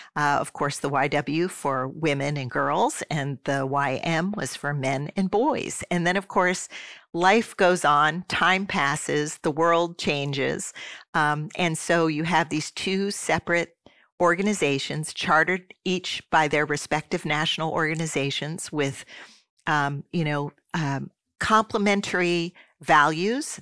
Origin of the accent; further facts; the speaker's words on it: Swarthmore, Pennsylvania, United States; moved away as an adult; also born or lived in Michigan / Saint Paul, Minnesota; my hometown of Swarthmore, Pennsylvania, as the place where we were going to live as a family. So, I spent the vast majority of my youth kindergarten through twelfth grade, um, there